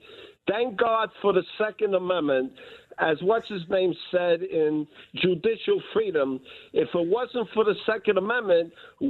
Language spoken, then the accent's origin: English; New York City, New York, United States; now in Philadelphia, United States; I'm from downtown.